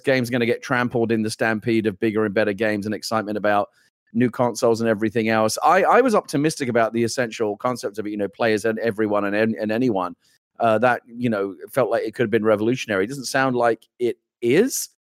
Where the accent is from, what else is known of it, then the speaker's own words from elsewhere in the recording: London, United Kingdom; I grew up in the East End of London. I grew up in London, born and raised where this game is set.